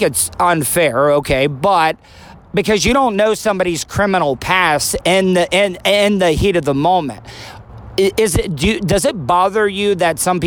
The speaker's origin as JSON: {"language": "English", "region": "Florida", "country": "United States", "tie": "born or raised there", "said": "I'm from Florida all my life, born and raised"}